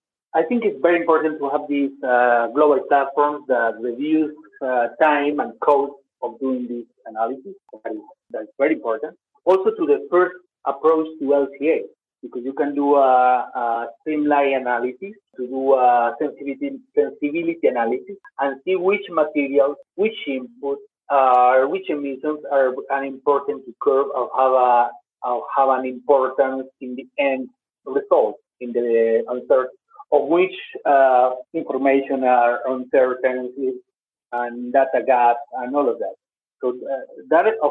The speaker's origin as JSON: {"language": "English", "country": "Colombia", "tie": "born or raised there", "also_born_or_lived": "Switzerland", "said": "Colombia, my home country in which I work. I work in Switzerland and Colombia"}